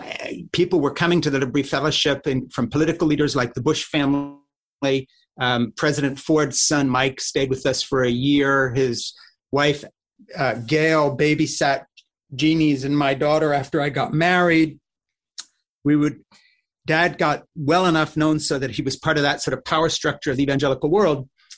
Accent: Champéry, Valais, Switzerland; born there; So when I was born in August 3rd of 1952 in Switzerland, in a Swiss chalet in a little village called Champéry, delivered a home birth at home.

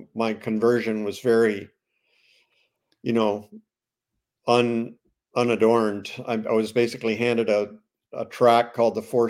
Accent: Ontario, Canada; also born or lived in Toronto; I'm Canadian. I was born in Toronto, Anglican, you know, baptized Anglican as a baby. And my dad was a police officer with the Ontario Provincial Police, and we were transferred all over Ontario

